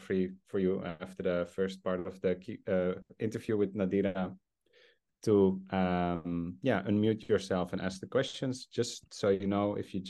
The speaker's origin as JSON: {"language": "English", "country": "South Africa", "said": "And of course, as a South African, I think that is strongly felt that we should be in solidarity with what's happening there now."}